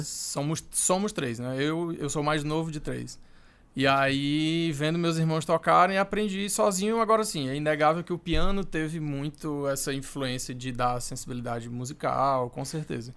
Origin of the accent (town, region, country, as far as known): Brazil